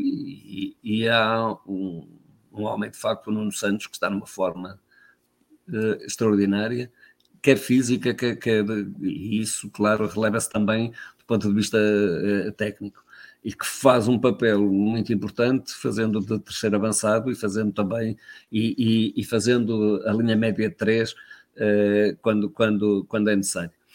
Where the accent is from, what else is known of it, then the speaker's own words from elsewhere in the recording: Guimarães, Norte, Portugal; orgulho que tenho de ter nascido em Guimarães